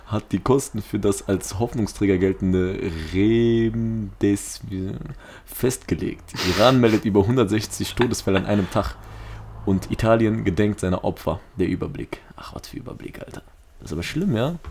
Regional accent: Duisburg, North Rhine-Westphalia, Germany; Ich bin in Duisburg aufgewachsen

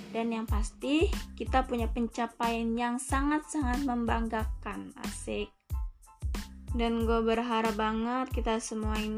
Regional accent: Natar, Lampung, Indonesia; Asal gue dari Lampung Selatan, tepatnya daerah Natar Kaliasin.

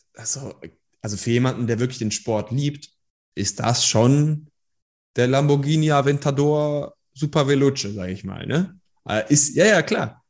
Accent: Germany; also born or lived in Iran; ich komme aus dem Iran, wir sind hierhin geflohen, also ich bin nicht hier geboren, aber ich bin hier aufgewachsen

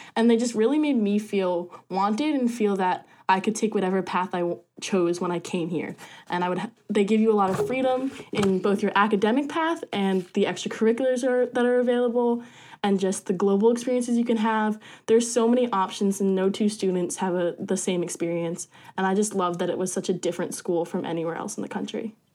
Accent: Colts Neck, New Jersey, United States; I am from Colts Neck, New Jersey.

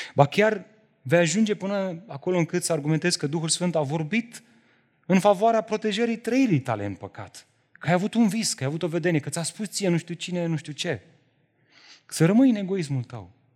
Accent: Romania; Noi, românii, trăim într-o societate și într-o cultură religioasă

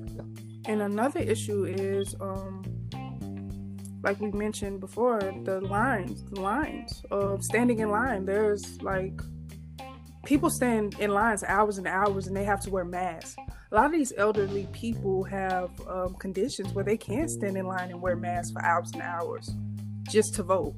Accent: Vicksburg, Mississippi, United States; moved away as an adult; now in Michigan, United States; my home state of Mississippi, um, particularly my city in Vicksburg

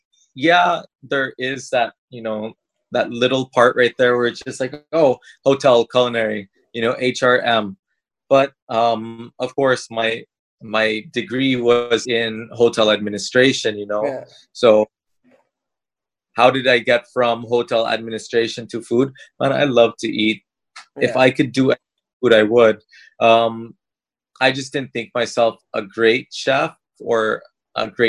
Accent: San Francisco, California, United States; moved away as an adult; now in Philippines; growing up in San Francisco, I also had, I literally lived like about like a 5-10 minute car ride down the street from See's Candy

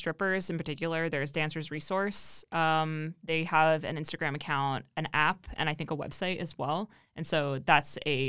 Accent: Ohio, United States; now in Austin, United States; I'm from Ohio.

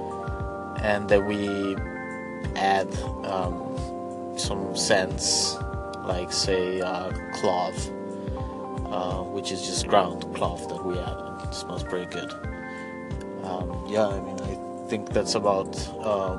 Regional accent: Bolivia; We're three friends from Bolivia, and we grew up together

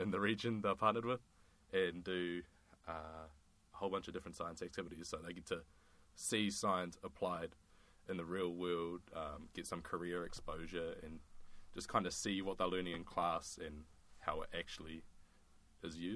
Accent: Palmerston North, Manawatū-Whanganui, New Zealand; moved away as an adult; now in Christchurch, New Zealand; I'm from Palmerston North. I grew up there

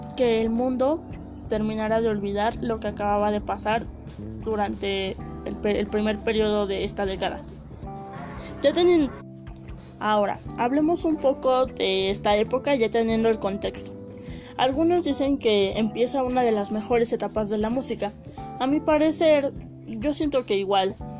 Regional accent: Mexico; soy de México

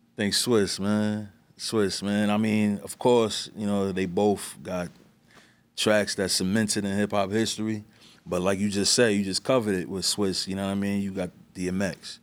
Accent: New York City, New York, United States; also born or lived in East Harlem; I was born in East Harlem, raised in the Bronx

